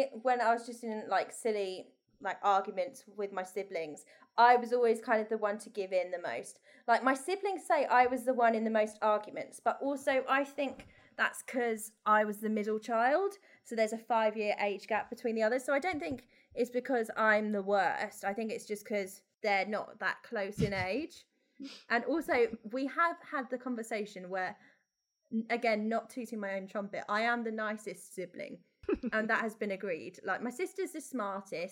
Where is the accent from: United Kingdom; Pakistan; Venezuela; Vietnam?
United Kingdom; Essex, East of England; we're from Essex.